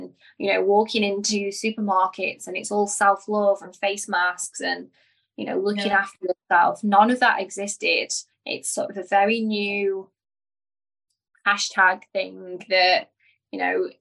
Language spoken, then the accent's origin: English; Stoke-on-Trent, West Midlands, United Kingdom; now in Dubai, United Arab Emirates; in Stoke-on-Trent, my hometown